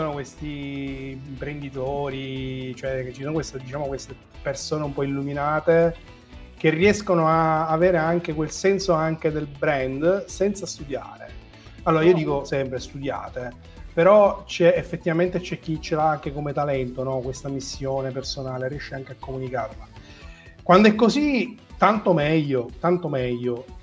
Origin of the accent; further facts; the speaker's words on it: Sicily, Italy; perché sono siciliano